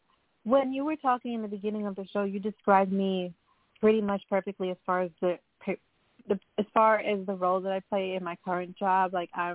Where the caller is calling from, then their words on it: Long Island, New York, United States; I'm calling from New York.